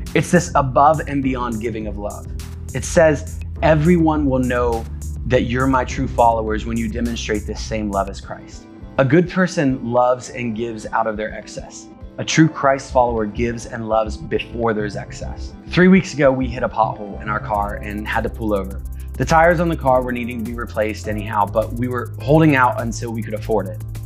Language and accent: English; United States; we as the American church